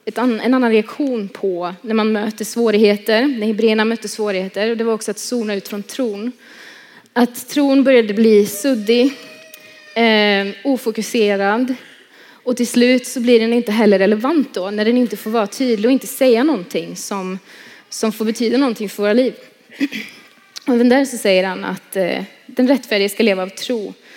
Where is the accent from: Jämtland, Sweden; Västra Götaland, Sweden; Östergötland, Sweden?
Västra Götaland, Sweden; Tibro; jag kommer från Tibro som ni hörde. Eh, born and raised där